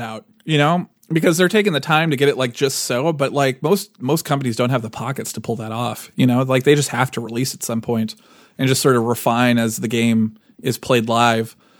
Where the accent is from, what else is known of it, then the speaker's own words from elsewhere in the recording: United States; I'm too American